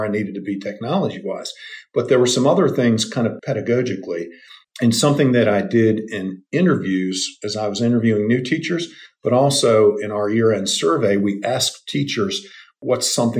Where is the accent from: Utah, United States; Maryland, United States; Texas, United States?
Maryland, United States; D.C.; moved away as an adult; also born or lived in Wilmington, North Carolina; In Maryland, Washington, D.C., okay. Right outside of D.C.